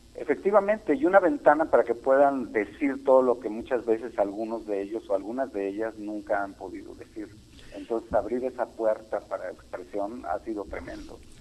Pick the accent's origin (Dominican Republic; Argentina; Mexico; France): Mexico; Guanajuato; now in Mexico City, Mexico; yo soy de Guanajuato, pero vivo en el DF